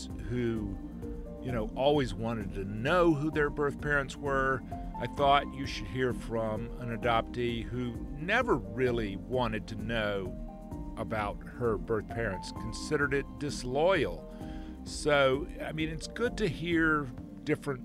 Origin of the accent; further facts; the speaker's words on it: Albany, Georgia, United States; my hometown in South Georgia, Albany, Georgia